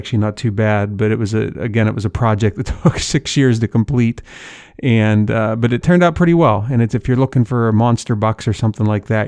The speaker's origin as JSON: {"language": "English", "region": "the East", "country": "United States", "tie": "born or raised there", "lives_now": "Midwest, United States", "said": "That is one of my favorite shows as an Easterner. I grew up in the East, live in the Midwest now, that likes to hunt out West."}